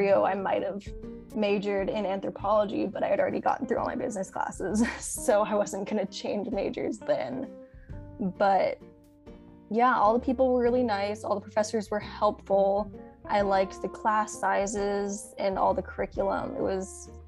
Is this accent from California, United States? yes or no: yes; Watsonville, California, United States; I'm originally from Watsonville. I've actually lived there my whole life